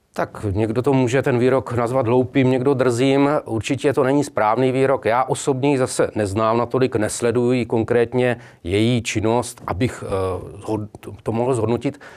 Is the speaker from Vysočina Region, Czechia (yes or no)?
no; Brno, South Moravian Region, Czechia; Já jsem konkrétně z Brna